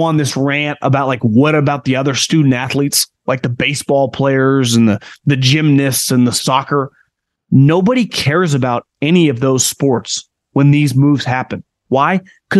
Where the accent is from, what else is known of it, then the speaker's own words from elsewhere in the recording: Davis, California, United States; I grew up in Davis